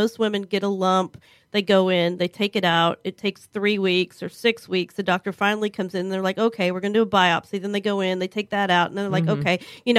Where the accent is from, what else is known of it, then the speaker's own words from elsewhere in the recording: Eagle Pass, Texas, United States; And I grew up in Eagle Pass, Texas, and in Camado in a small border town that was very agricultural heavy, you know.